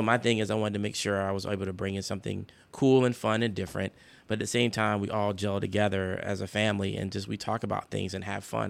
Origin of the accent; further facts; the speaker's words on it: South Carolina, United States; moved away; I came from South Carolina